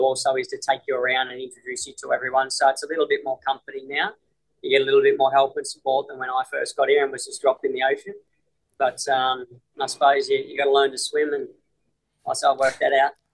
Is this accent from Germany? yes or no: no; Australia; moved away as an adult; now in Hong Kong; Australia's home. Australia's always going to be home